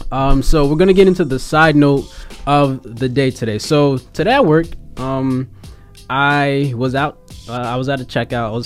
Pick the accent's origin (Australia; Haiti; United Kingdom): Haiti; English is a second language; And then she asked me where am I from? And I said, I'm from Haiti.